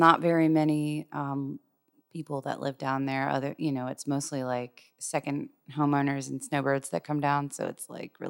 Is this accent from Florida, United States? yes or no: yes; Jacksonville, Florida, United States; So musically, I grew up in church in Jacksonville, basically.